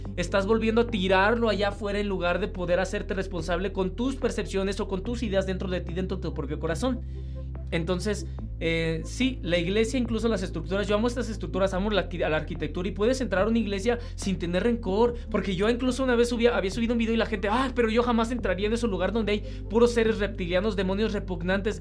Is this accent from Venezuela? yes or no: no; Mexico; que soy mexicano